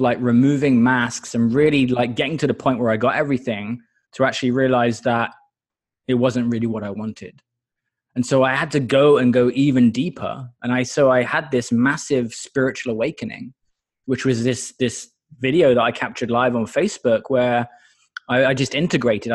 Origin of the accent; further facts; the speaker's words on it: Exeter, South West England, United Kingdom; moved away as an adult; now in United States; Exeter in the UK originally.